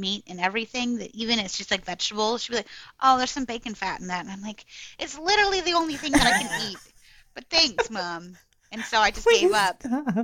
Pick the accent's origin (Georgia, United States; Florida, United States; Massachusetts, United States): Florida, United States; also born or lived in Michigan; I grew up mostly in Florida, and then I moved to Michigan for a couple of years and then moved back